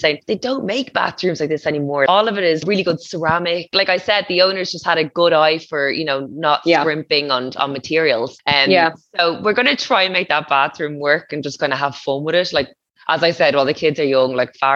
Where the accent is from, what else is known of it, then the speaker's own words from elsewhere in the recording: Portmarnock, County Dublin, Ireland; moved away as an adult; also born or lived in Donabate; now in Waterford, Ireland; I grew up in Portmarnock